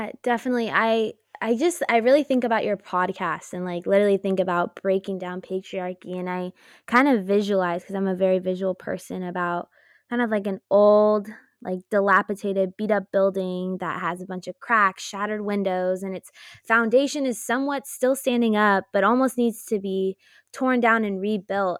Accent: Los Altos, California, United States; also born or lived in Chico, California; I was born and raised in Los Altos, California, and I currently live in Los Altos at the moment

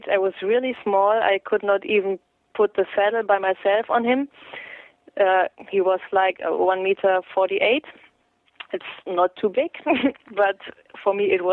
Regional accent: Münster, North Rhine-Westphalia, Germany; I was born in Munster here, and I never left this area

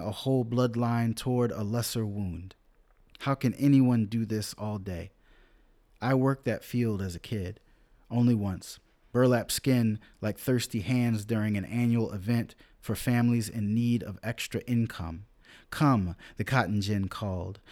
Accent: Rich Square, North Carolina, United States; also born or lived in upstate New York; Rich Square, North Carolina. One, northern black folk drive through my hometown

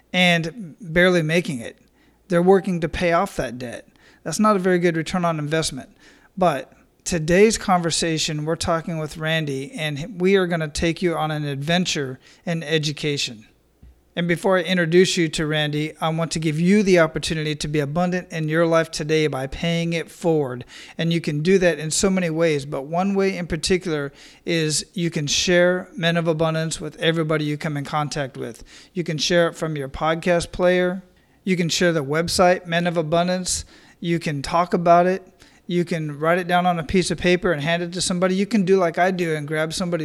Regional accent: Phoenix, Arizona, United States; born or raised there; moved away as an adult; also born or lived in Iraq

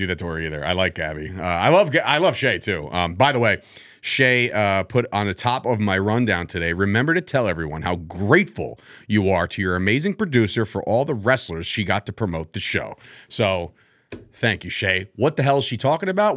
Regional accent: Woodbridge, New Jersey, United States; It's Woodbridge, New Jersey. It's my hometown

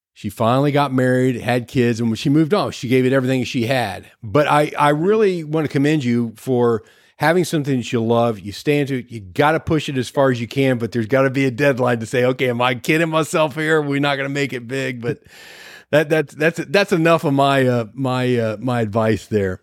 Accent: Ohio, United States; moved away; We're originally from the Ohio area

